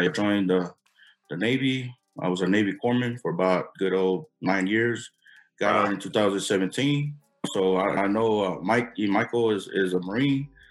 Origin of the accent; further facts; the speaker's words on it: American Samoa; I was born in American Samoa, originally from the village of Sa'ili, all the way on the east side